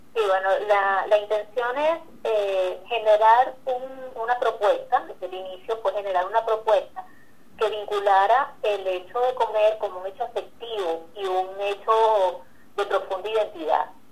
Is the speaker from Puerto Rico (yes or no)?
no; Venezuela; nosotros como venezolanos